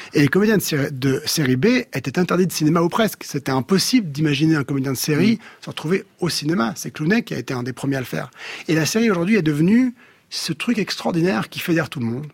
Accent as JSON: {"language": "French", "region": "Geneva", "country": "Switzerland", "tie": "born or raised there", "said": "je suis né à Genève, Suisse, avec un sentiment évidemment très suisse"}